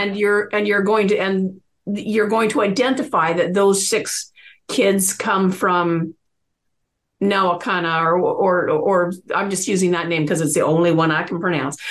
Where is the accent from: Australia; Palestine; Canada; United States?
Canada; Coquitlam, British Columbia; I grew up in Coquitlam